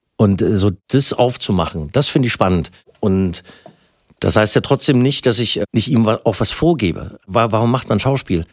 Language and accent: German; Gröden, Brandenburg, Germany; Ich komm aus Gröden. Ne? Gröden ist nicht das berühmte Gröden, der Skifahrtsort. Nee, das ist so ein kleines, kleines verschlafenes Örtchen an der Grenze äh, zu Sachsen. Ich bin aber noch Brandenburger.